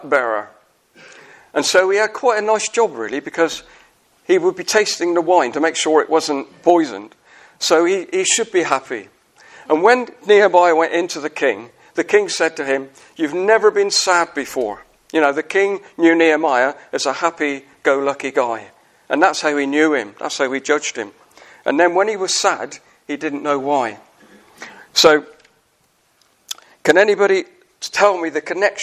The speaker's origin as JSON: {"language": "English", "town": "Wells", "region": "South West England", "country": "United Kingdom", "said": "I come from the cider county in England. I come from Somerset"}